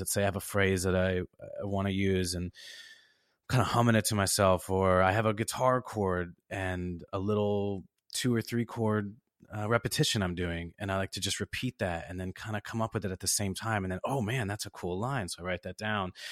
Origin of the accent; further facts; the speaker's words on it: Chicago, Illinois, United States; I was raised in the South Side of Chicago